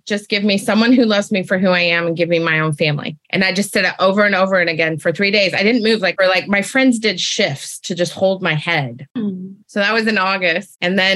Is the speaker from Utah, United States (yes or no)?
yes; Utah, United States; I grew up in Utah